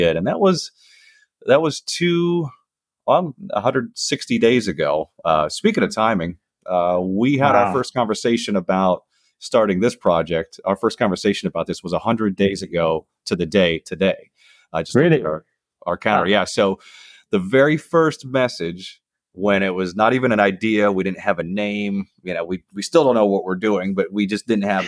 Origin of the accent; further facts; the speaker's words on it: northern Minnesota, United States; moved away as an adult; also born or lived in Florida / Washington, D.C. / the Carolinas; I grew up in northern Minnesota, which is kind of up by Canada. And then I left at 18